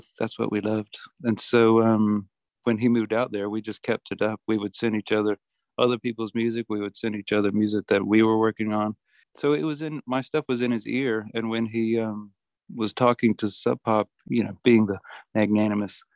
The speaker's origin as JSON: {"language": "English", "town": "Columbia", "region": "South Carolina", "country": "United States", "tie": "born or raised there", "said": "Ben and I grew up together in Columbia, South Carolina"}